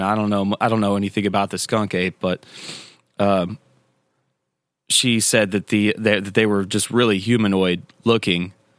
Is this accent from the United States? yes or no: yes; Tennessee, United States; I grew up here in Tennessee